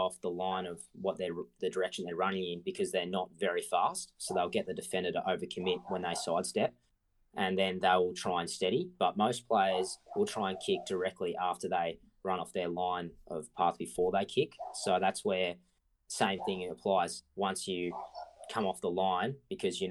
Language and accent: English; Marong, Victoria, Australia; I grew up in Morong, which is about 20 minutes outside of Bendigo to the west.